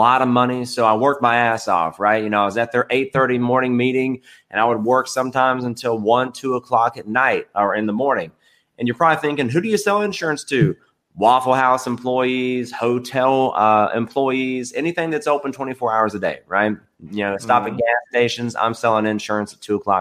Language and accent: English; Edmonson County, Kentucky, United States; also born or lived in Bowling Green, Kentucky; So I was born in Bowling Green, Kentucky, grew up in Edmondson County, Kentucky.